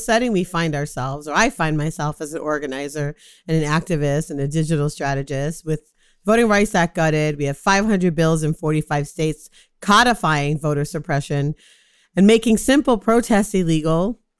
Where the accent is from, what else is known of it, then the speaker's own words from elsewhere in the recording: Jamaica; I'm a Jamaican.